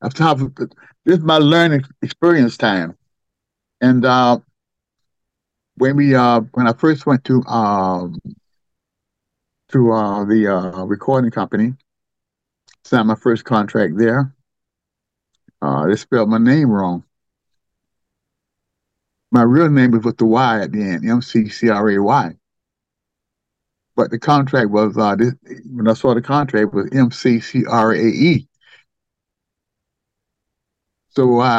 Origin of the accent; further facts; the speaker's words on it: the South, United States; growing up in the South